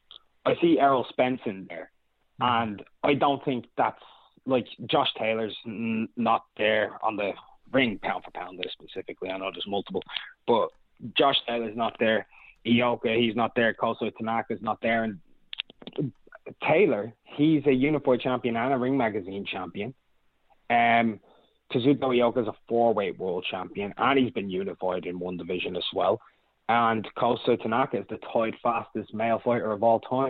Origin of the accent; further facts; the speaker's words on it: Ireland; I'm from Ireland